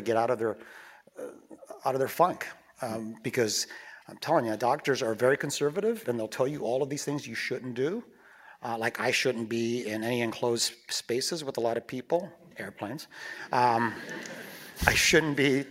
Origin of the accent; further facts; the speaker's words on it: Huntington Beach, California, United States; I grew up in Huntington Beach. I was a surfer kid